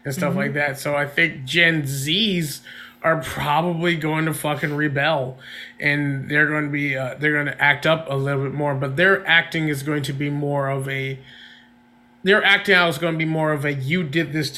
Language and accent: English; Charlotte, North Carolina, United States; I grew up in Charlotte, North Carolina